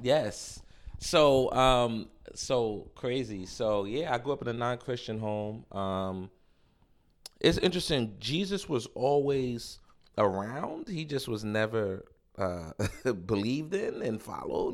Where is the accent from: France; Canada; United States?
United States; New York City, New York; moved away as an adult; also born or lived in Warner, Oklahoma / Louisville, Kentucky; I grew up in Harlem